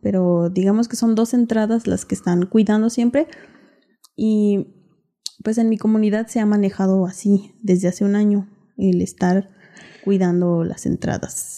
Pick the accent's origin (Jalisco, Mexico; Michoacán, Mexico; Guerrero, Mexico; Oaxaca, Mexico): Michoacán, Mexico; Ocumicho; la gente de, de mi pueblo